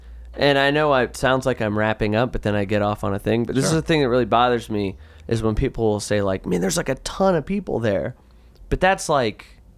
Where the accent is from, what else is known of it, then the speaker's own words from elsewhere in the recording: United States; I'm an American.